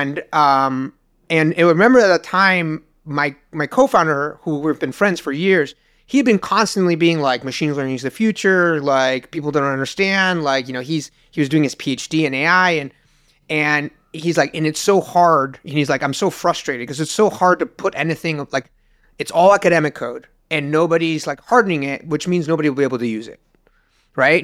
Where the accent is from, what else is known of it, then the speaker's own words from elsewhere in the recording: Uruguay; moved away as an adult; now in United States; I moved from Uruguay to the U S and, uh, to go to college.